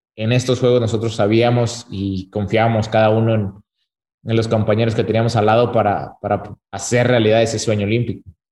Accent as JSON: {"language": "Spanish", "town": "Torreón", "region": "Coahuila", "country": "Mexico", "said": "yo soy de Torreón"}